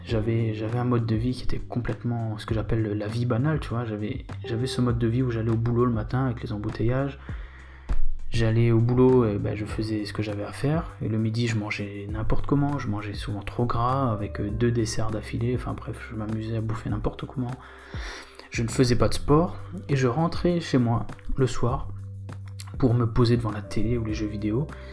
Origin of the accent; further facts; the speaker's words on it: Réunion; moved away as an adult; also born or lived in Bitche, Moselle, France; J'ai grandi sur l'île de la Réunion